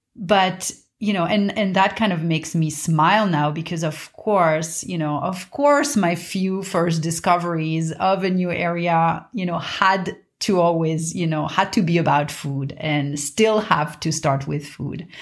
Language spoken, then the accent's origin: English; Paris, Île-de-France, France; I grew up in Paris, in a quiet neighborhood of Paris